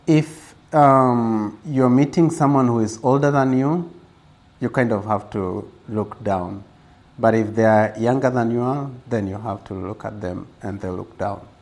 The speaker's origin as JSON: {"language": "English", "town": "Gilgil", "region": "Nakuru County", "country": "Kenya", "tie": "born or raised there", "also_born_or_lived": "Nairobi, Kenya"}